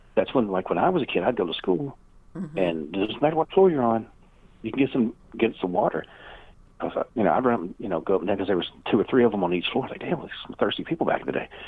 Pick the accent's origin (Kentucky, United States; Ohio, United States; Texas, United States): Kentucky, United States; born or raised there